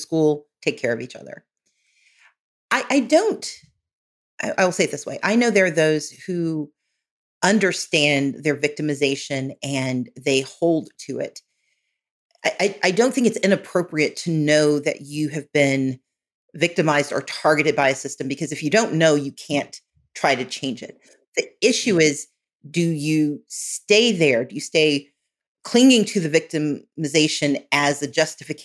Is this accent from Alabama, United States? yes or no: no; Mississippi, United States; moved away; also born or lived in Georgia; So where I grew up in Mississippi